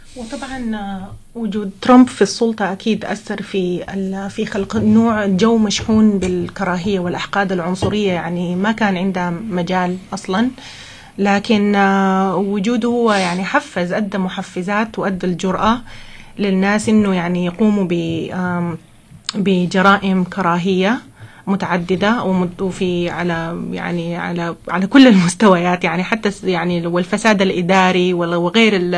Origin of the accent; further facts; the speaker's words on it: Sudan; now in Monterey, United States; أنا من السودان